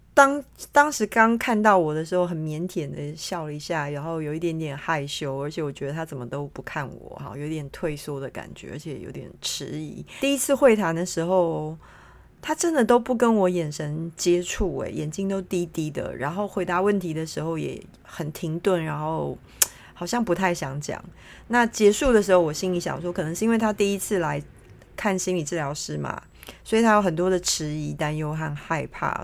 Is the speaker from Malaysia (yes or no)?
no; Taiwan; moved away as an adult; now in London, United Kingdom; 像我在台湾是一个普通人嘛